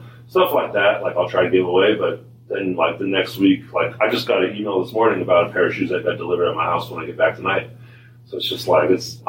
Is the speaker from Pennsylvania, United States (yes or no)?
no; Sacramento, California, United States; now in Portland, United States; I grew up in Sacramento